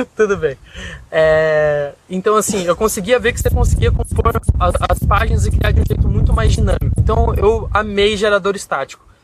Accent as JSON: {"language": "Portuguese", "town": "Curitiba", "region": "Paraná", "country": "Brazil", "also_born_or_lived": "Rio de Janeiro", "moved": "yes", "said": "eu sou de Curitiba, o que eu aprendi me mudando de Curitiba para o Rio foi gigantesco."}